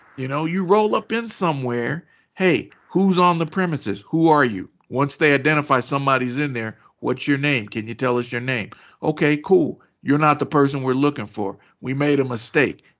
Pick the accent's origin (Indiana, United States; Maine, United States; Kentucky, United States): Kentucky, United States; moved away; I was home in Kentucky